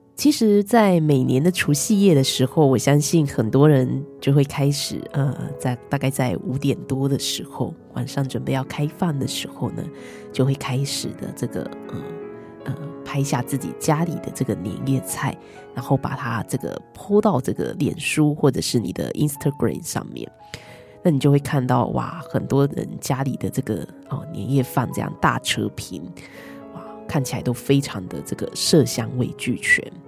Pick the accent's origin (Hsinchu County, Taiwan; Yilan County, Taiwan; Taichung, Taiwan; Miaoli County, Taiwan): Yilan County, Taiwan; 我们宜兰很多是养鸭的嘛